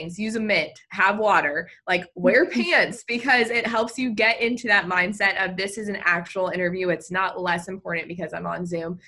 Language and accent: English; Virginia, United States; I'm from the state of Virginia